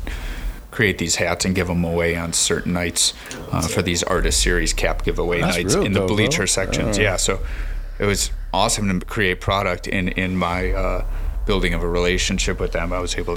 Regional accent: Chicago, Illinois, United States; I'm a Chicagoan

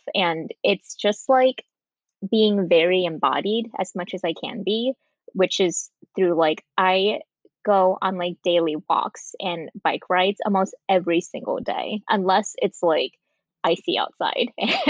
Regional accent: California, United States; I've always loved rollerblading because I grew up in California and skate culture was huge there.

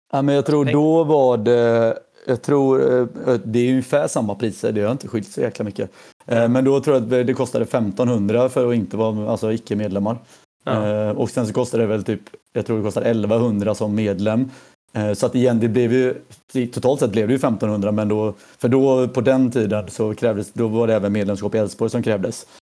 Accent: Mölnlycke, Västra Götaland, Sweden; jag är född i, ja, i Mölnlycke, så utanför Göteborg

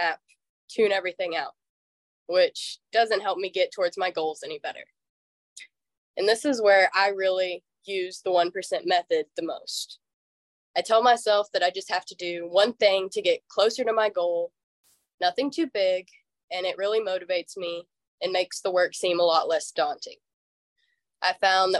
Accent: Texas, United States; I'm from Texas

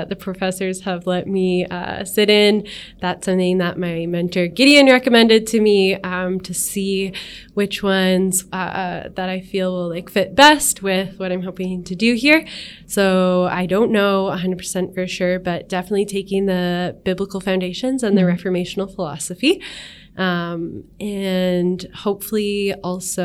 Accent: Edmonton, Alberta, Canada; I grew up in Edmonton on the north side.

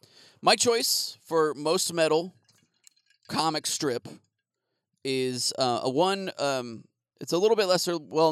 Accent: Phoenix, Arizona, United States; when I was growing up in Phoenix

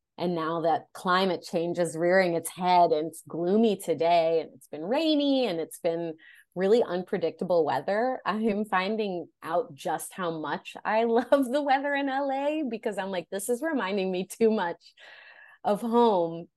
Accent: Oak Forest, Illinois, United States; I grew up in the Chicagoland area, from a little town called Oak Forest, Illinois

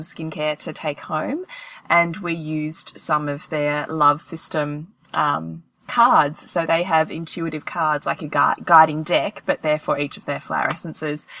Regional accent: Australia; if we're Australian

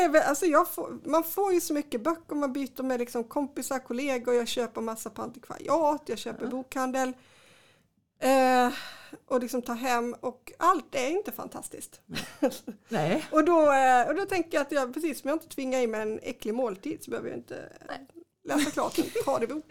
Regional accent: Kristianstad, Skåne, Sweden; jag är uppvuxen i Kristianstad

